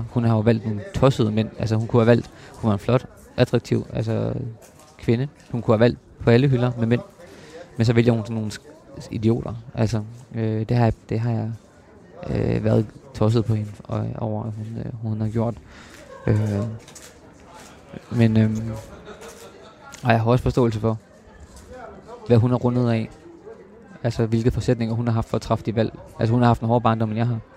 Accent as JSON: {"language": "Danish", "town": "Copenhagen", "region": "Capital Region of Denmark", "country": "Denmark", "said": "Øh, jeg kommer fra København, og hun fra Horsens, og så mødes vi på midten"}